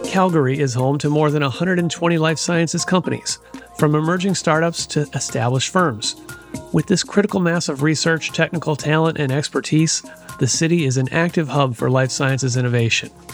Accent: Seattle, Washington, United States; my hometown of Seattle

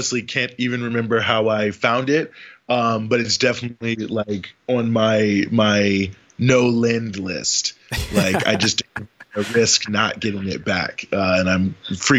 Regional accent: Charlottesville, Virginia, United States; I'm from Charlottesville, Virginia

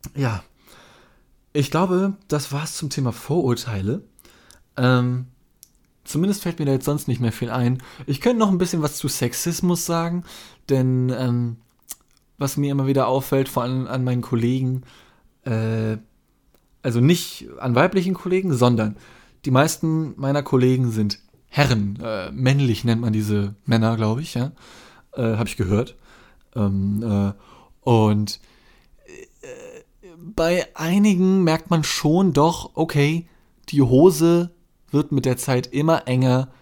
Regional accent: Germany; mein Vater ist Brite, aber ich bin in Deutschland geboren, also ich bin Deutscher

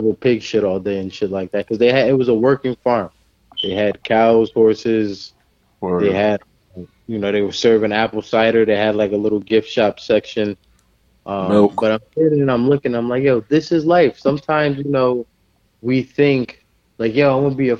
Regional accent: New Jersey, United States; I'm from New Jersey, like the New York area, we're hard-nosed

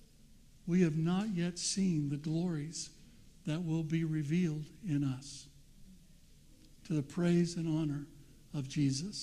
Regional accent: United States; I'm not an American, although I was born there

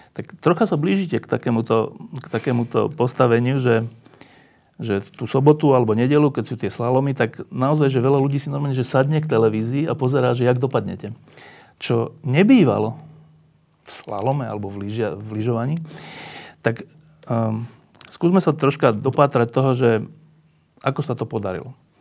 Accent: Bratislava, Bratislava Region, Slovakia; Ja som z Petržalky a ja som sa vždy po škole zgrupoval pred domami

